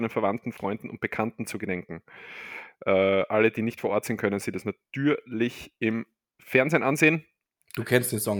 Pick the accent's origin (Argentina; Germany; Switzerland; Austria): Argentina; gehen wir in mein Heimatland, Argentinien.